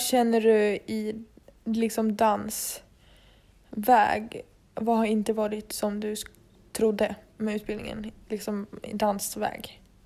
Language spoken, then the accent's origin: Swedish; Dalarna County, Sweden; moved away as an adult; now in Stockholm, Sweden; satt vi ju hemma i Dalarna